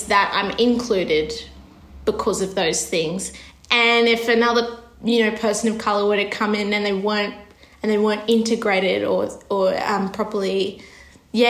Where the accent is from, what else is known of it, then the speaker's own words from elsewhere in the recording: Australia; growing up in Australia